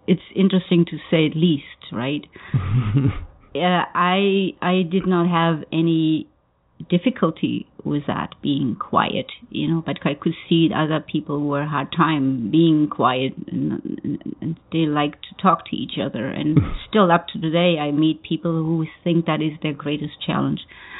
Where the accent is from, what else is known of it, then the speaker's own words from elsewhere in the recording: Germany; English is a second language; So this is not my home. And in the same time, being German, I never really felt quite home even in my own country.